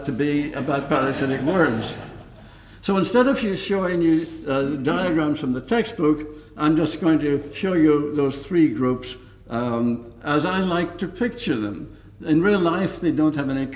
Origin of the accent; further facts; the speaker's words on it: County Donegal, Ulster, Ireland; moved away; also born or lived in Dublin; my hometown, ivermectin, in County Donegal, because it was while living there as a teenager